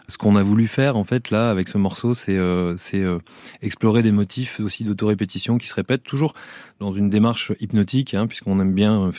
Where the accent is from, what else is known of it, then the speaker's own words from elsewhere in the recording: Calais, Hauts-de-France, France; Alors, euh, on est originaire de Calais, une ville qu'on affectionne encore beaucoup.